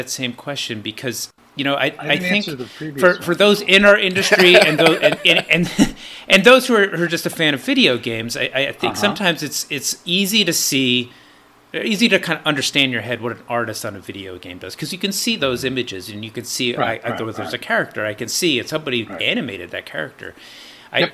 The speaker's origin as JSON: {"language": "English", "town": "Ardsley", "region": "New York", "country": "United States", "tie": "born or raised there", "said": "where I grew up in Ardsley, New York."}